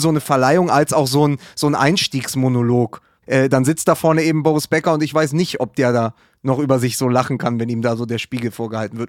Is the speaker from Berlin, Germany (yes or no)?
yes; Berlin, Germany; ich als Berliner